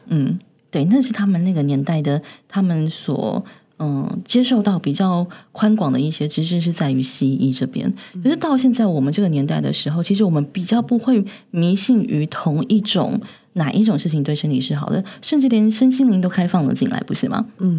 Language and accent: Chinese; Taiwan; 我们台湾人